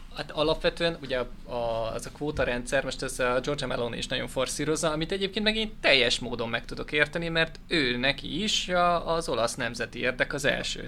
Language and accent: Hungarian; Hungary; magyar vagyok